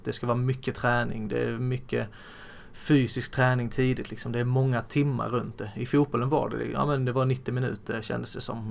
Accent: Blekinge, Sweden; now in Västerås, Sweden; sen har jag mamma och pappa hemma i Blekinge

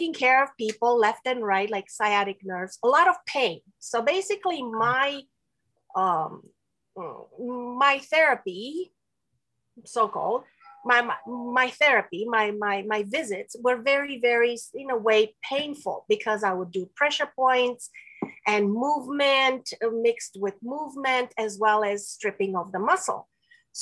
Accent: Romania; first language Romanian; English is a second language; moved away; also born or lived in Spain / Quebec; I'm from Romania. I was born and raised in Romania

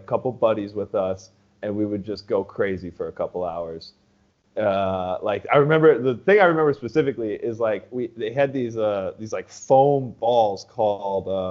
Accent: Superior, Wisconsin, United States; moved away as an adult; I grew up in Wisconsin. So right across the way

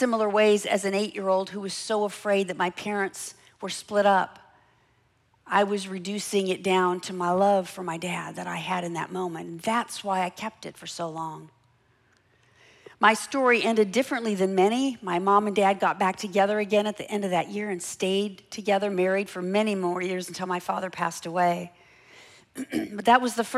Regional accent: Los Angeles, California, United States; I grew up in Los Angeles

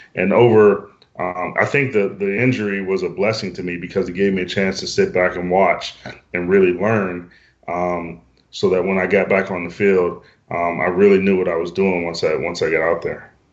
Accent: Western Pennsylvania, United States; moved away as an adult; also born or lived in British Columbia, Canada / Maryland; now in Alberta, Canada; where I'm from um, in Western Pennsylvania

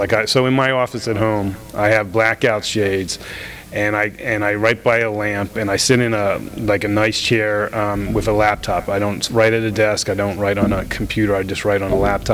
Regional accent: Florida, United States; moved away; also born or lived in Los Angeles, United States; I'm from Florida

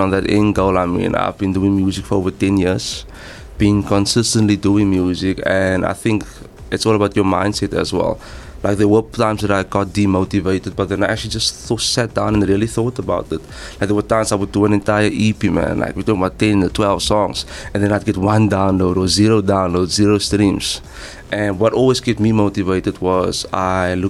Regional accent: Cape Town, Western Cape, South Africa; I was born and raised in Mitchell's Plain

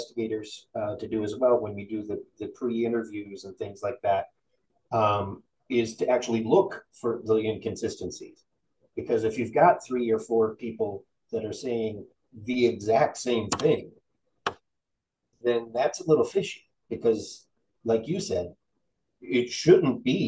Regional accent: Midwest, United States; because we're from the Midwest

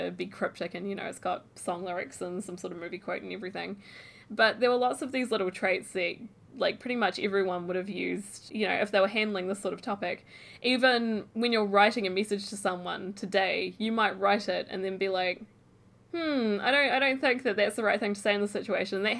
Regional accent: New Zealand; moved away; I came from New Zealand

